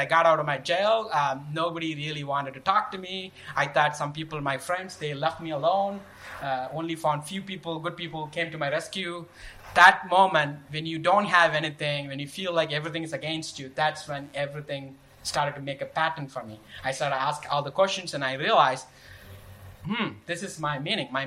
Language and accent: English; southern India, India; moved away as an adult; I grew up in India, Southern India to be precise